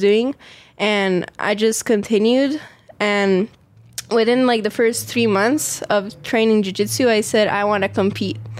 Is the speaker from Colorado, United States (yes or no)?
no; Las Vegas, Nevada, United States; I was born in Las Vegas. Uh, it's where I live right now.